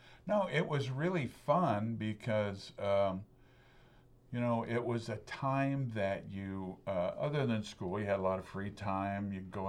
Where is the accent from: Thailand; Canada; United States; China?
United States; Lebanon, Oregon; I was born and raised in Lebanon, Oregon.